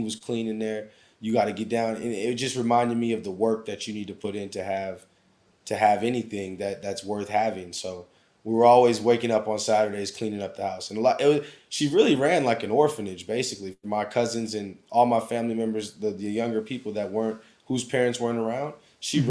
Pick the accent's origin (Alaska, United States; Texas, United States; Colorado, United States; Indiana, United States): Alaska, United States; Anchorage; moved away as an adult; growing up in Alaska